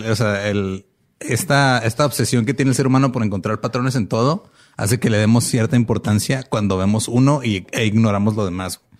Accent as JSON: {"language": "Spanish", "country": "Mexico", "said": "Pero como buenos mexicanos tropicalizamos todo"}